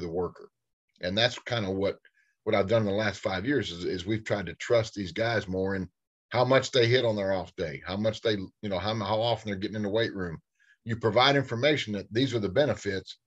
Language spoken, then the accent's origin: English; Fayetteville, Tennessee, United States; my hometown of Fayetteville, Tennessee